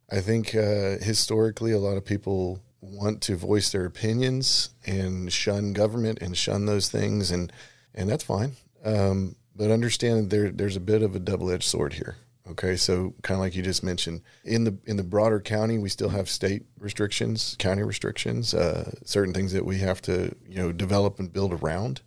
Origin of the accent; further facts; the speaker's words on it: Comfort, Texas, United States; also born or lived in Kerrville, Texas / San Antonio, Texas; I wasn't born in Comfort because you can't be born in Comfort unless you're born in the home. Uh, I was born in Kerrville, Texas, and and shortly delivered to Comfort. Uh, but I spent my whole life there, growing up in town until I was about 14